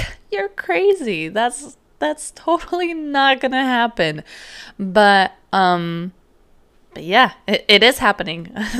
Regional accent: California, United States; And obviously me, I was from California and grew up most of my life here.

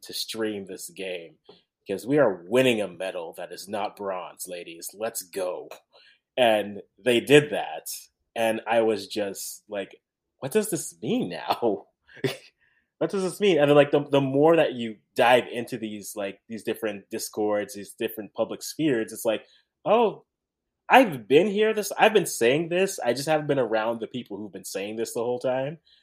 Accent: Canada; I'm the Canadian

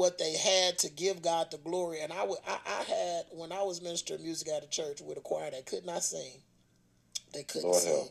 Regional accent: Flint, Michigan, United States; I growing up in Flint

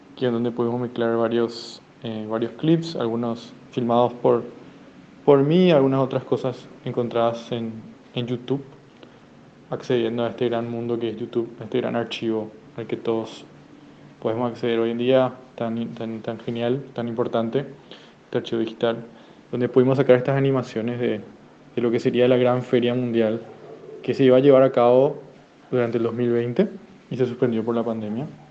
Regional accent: Asunción, Paraguay; Estoy en Asunción ahora mismo, Asunción, Paraguay, de donde soy

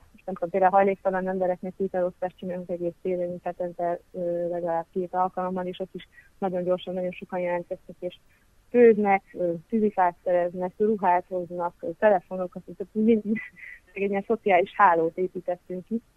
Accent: Hungary; now in Budapest, Hungary; a Szegeden, az történetesen az én szülőfalum

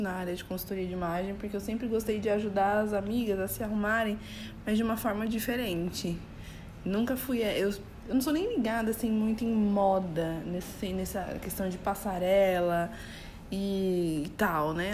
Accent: São Paulo, Brazil; eu tenho 35 anos, sou de São Paulo

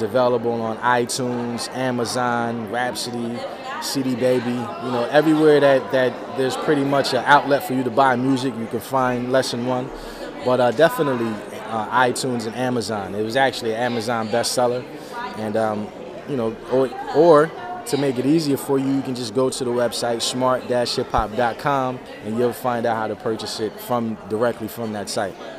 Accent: New Brunswick, New Jersey, United States; I'm from New Brunswick, New Jersey. But uh, I used to live in South Jersey

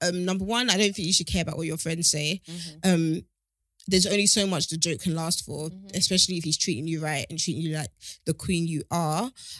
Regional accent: Ghana; And personally, I'm Ghanaian. I've always kind of pictured myself with someone in Ghana, let alone here.

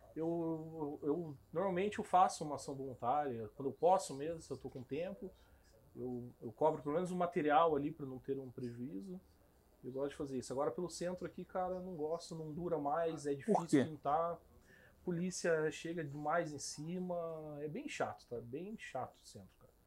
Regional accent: Curitiba, Paraná, Brazil; also born or lived in Cacoal, Rondônia; E eu fui para Moarama e eu vim para Curitiba com uns oito anos de idade

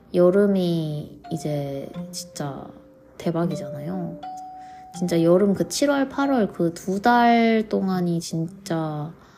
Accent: South Korea; now in Vancouver, Canada

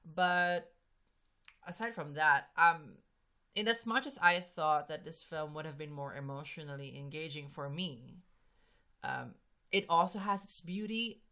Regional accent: Philippines; I'm a Filipino

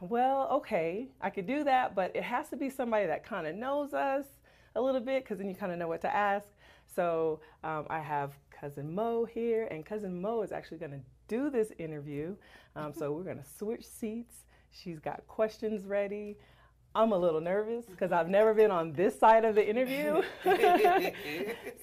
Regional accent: Las Vegas, Nevada, United States; I'm from Las Vegas.

